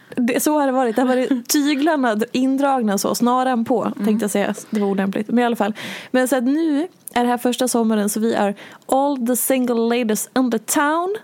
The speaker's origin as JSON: {"language": "Swedish", "town": "Hedemora", "region": "Dalarna County", "country": "Sweden", "said": "jag är från Hedemora"}